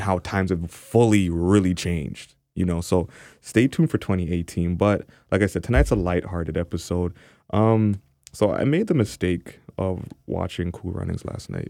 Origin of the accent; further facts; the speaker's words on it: Canada; obviously an Afro-Canadian, Jamaican